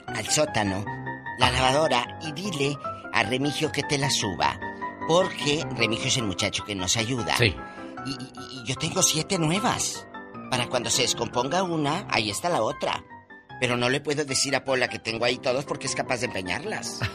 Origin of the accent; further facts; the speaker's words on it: Matamoros, Tamaulipas, Mexico; mi tierra, Matamoros, Tamaulipas